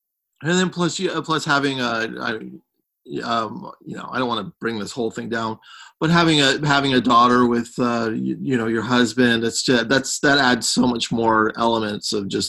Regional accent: San Francisco, California, United States; now in Los Angeles, United States; growing up in San Francisco, it's just like Los Angeles, just was like the greatest place to ever grow up, you know.

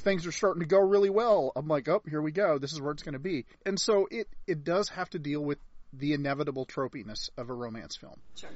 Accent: United States; as an American

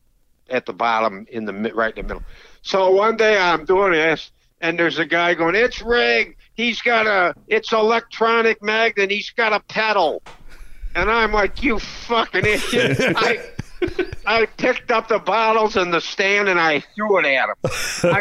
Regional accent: Dwight, Illinois, United States; I grew up in Dwight, Illinois, a little town in central Illinois, about 90 miles south of Chicago

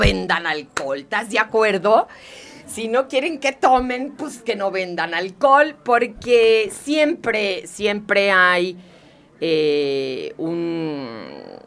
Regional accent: Nogales, Sonora, Mexico; yo soy de Nogales, Sonora

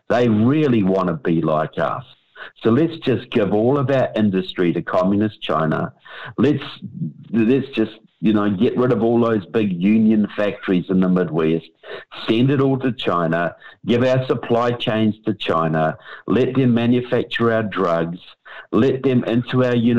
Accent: New Zealand; moved away; I come from New Zealand

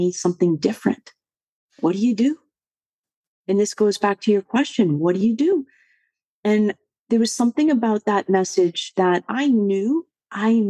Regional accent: Boston, Massachusetts, United States; I was born and raised in the Boston area

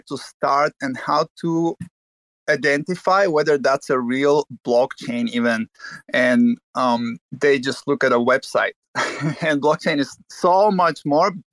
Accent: Bulgaria; now in United States; I was raised and born and raised in Bulgaria, which is Southeast Europe.

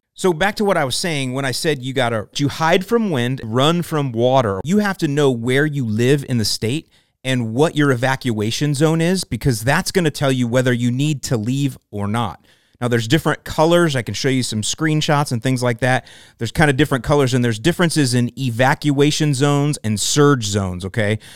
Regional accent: St. Petersburg, Florida, United States; Born and raised in Saint Petersburg, Florida

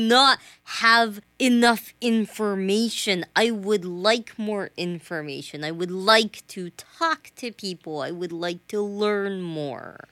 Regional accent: the South, United States; I'm from the South

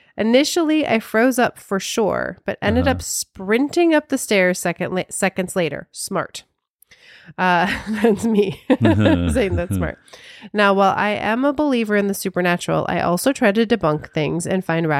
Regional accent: Honolulu, Hawaii, United States; I'm from Honolulu, Hawaii, born and raised, and I was living out in this little community that was built on a military base.

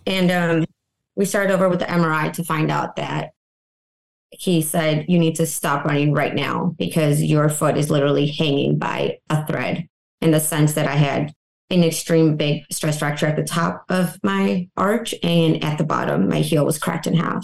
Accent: Benson, Illinois, United States; moved away as an adult; also born or lived in North Carolina / Fort Worth, Texas; Came back to my hometown, Benson, Illinois.

